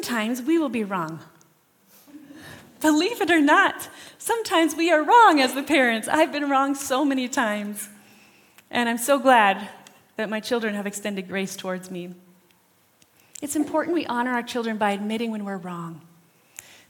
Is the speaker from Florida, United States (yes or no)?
no; Rapid City, South Dakota, United States; We grew up in Rapid City.